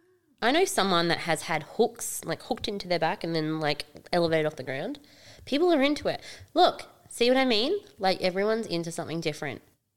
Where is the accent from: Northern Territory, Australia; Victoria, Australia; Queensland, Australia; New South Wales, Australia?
Northern Territory, Australia; Darwin; moved away; yes, I'm from Darwin